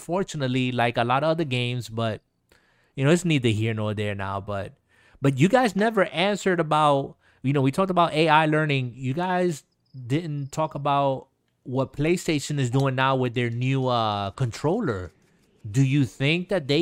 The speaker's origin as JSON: {"language": "English", "region": "New York", "country": "United States", "tie": "born or raised there", "moved": "yes", "lives_now": "Florida, United States", "said": "it being based in New York, my hometown"}